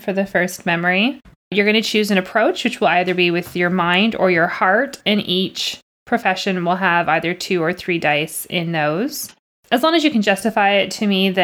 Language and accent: English; Canada; I'm Canadian